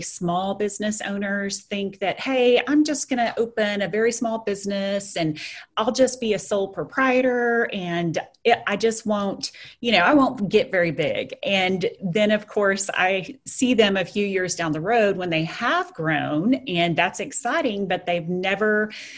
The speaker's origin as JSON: {"language": "English", "town": "Lubbock", "region": "Texas", "country": "United States", "tie": "born or raised there", "said": "I was stuck here in my hometown, which I enjoy, at Lubbock, Texas"}